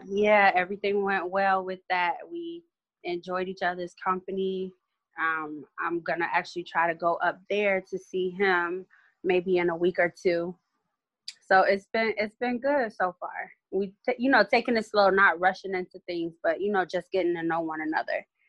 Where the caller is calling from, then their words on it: Miami, Florida, United States; I'm calling from Miami